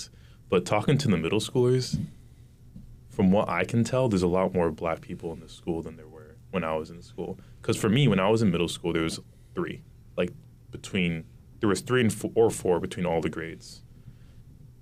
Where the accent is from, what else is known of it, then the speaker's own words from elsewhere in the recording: Wilmington, Massachusetts, United States; I also grew up in Wilmington very sheltered